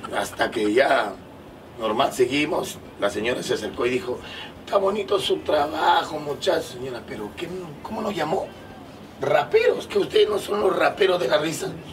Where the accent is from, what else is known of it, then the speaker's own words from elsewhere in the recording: Lima, Peru; pero yo nací acá en Lima, en la maternidad de Lima nací